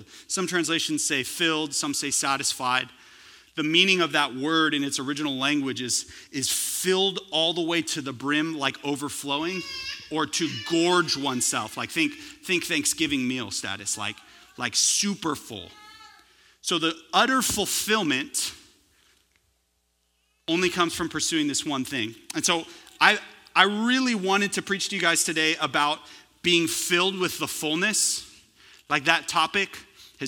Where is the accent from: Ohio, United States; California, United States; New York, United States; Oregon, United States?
California, United States; now in Texas, United States; I'm originally from California